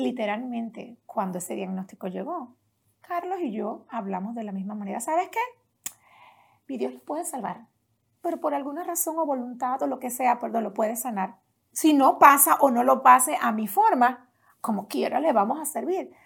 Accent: Las Piedras, Puerto Rico; Allá en Puerto Rico crecí en un pueblo pequeño

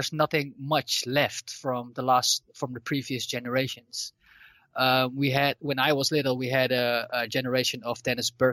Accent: Amsterdam, North Holland, Netherlands; I grew up in Amsterdam. I live in Amsterdam, so the team Ajax.

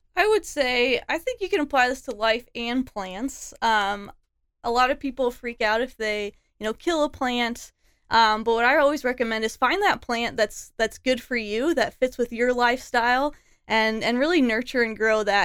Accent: Des Moines, Iowa, United States; moved away as an adult; also born or lived in Chicago / Austin / Berlin / Barcelona; I was born in Des Moines. I went to Johnson High School.

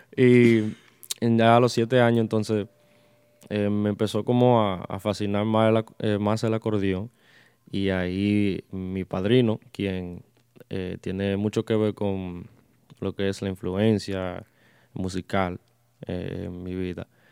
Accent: Lindenhurst, New York, United States; yo soy de Long Island, eh, Suffolk County. Si conocen Suffolk County, un pueblo llamado Lindenhurst, soy de allá. Eh, eso es cerca de Copec, que muchas personas conocen más. Eh, eh, toda mi vida he vivido allá y eh, aún sigo viviendo allá

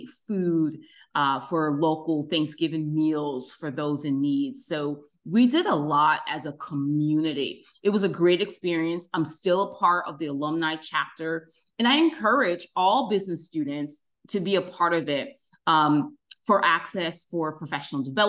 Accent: Albany, New York, United States; I'm from the Albany area

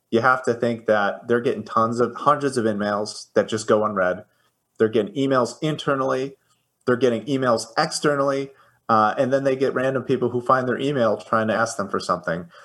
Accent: Chicago, Illinois, United States; I I am from Chicago. Yes.

